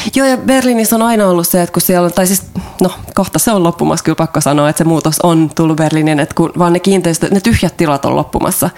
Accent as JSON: {"language": "Finnish", "country": "Finland", "also_born_or_lived": "Ireland", "moved": "as an adult", "lives_now": "Germany", "said": "mä oon Suomesta"}